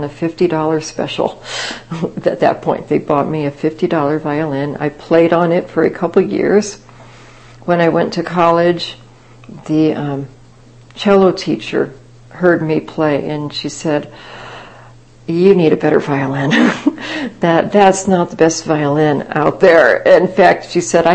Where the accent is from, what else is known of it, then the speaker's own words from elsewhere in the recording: Kansas, United States; moved away; It was a small town I grew up in Kansas